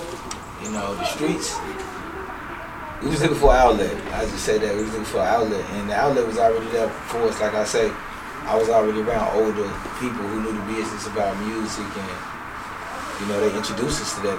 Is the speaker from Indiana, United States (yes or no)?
yes; Gary, Indiana, United States; also born or lived in Florida / Atlanta / Chicago; Gary, yeah, between Gary and, you know, Florida.